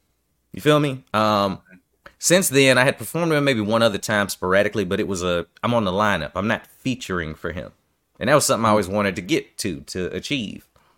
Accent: New York, United States; well, I'm from New York and I'm used to saying what the fuck I mean.

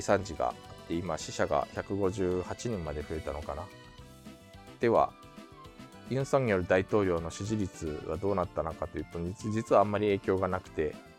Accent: Japan; also born or lived in South Korea; 日本生まれ、えー、9月に韓国から帰ってきました、日本人

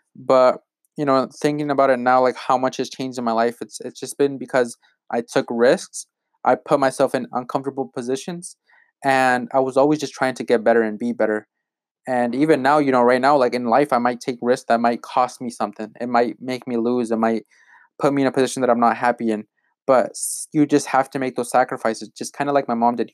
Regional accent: Malott, Washington, United States; I grew up in Malotte, Washington, and no one knows where that is

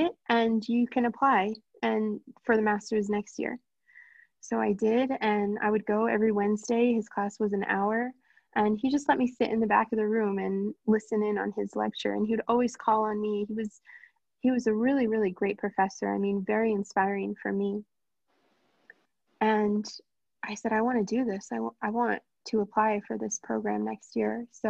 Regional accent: New Jersey, United States; moved away as an adult; also born or lived in Brussels / Hoboken; now in New York City, United States; I grew up in New Jersey.

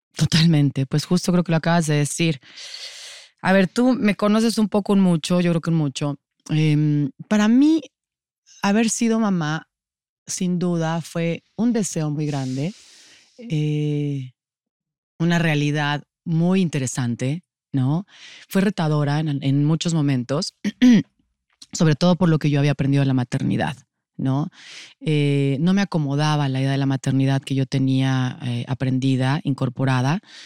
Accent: Mexico City, Mexico; Soy de la Ciudad de México. Siempre digo que soy rata de alcantarilla. Ciudad de México siempre, siempre he estado en esta ciudad

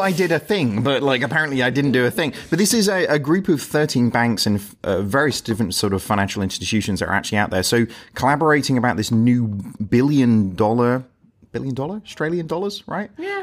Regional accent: United Kingdom; as British people, we're pretty you know like reserved

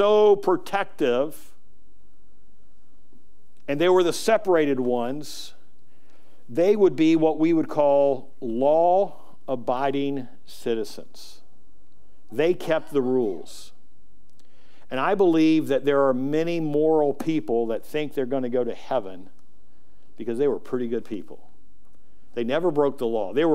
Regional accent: United States; I'm American. I'm thankful that I was born in America

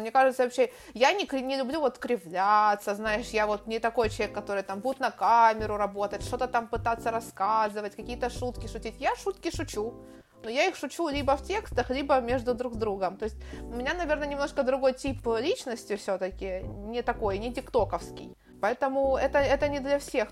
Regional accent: Ukraine; moved away as an adult; also born or lived in Turkey; now in Spain

